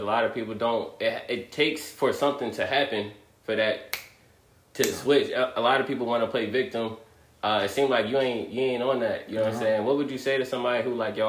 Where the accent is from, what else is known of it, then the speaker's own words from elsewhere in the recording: Maryland, United States; I'm from Maryland